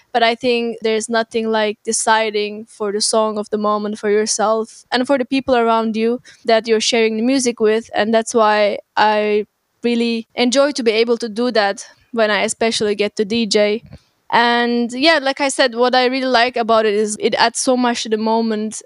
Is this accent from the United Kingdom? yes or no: no; Turkey; moved away as an adult; now in Berlin, Germany; I'm originally from Turkey and I moved to Berlin about six years ago to study media informatics